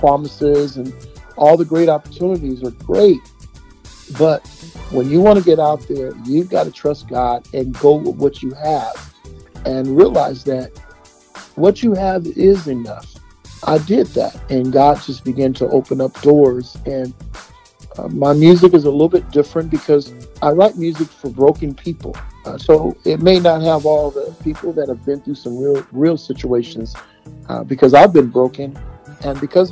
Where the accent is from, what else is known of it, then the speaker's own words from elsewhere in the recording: Bay Area, California, United States; I'm from the Bay Area, California.